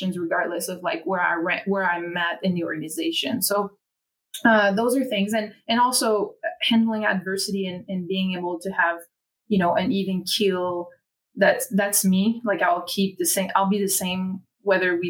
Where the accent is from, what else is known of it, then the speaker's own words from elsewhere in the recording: Quebec, Canada; accent: French Canadian; English is a second language; now in Philadelphia, United States; everyone knows I am French Canadian because they hear it as soon as I start speaking.